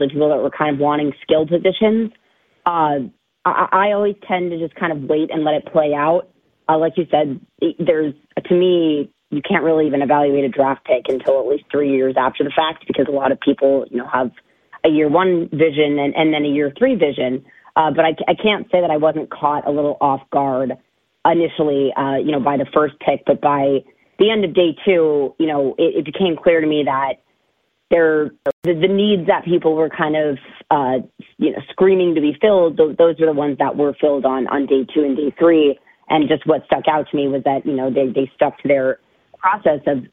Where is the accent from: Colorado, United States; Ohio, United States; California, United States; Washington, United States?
California, United States; Bay Area; I'm from the Bay Area originally, but my mom and her side of the family are from New Orleans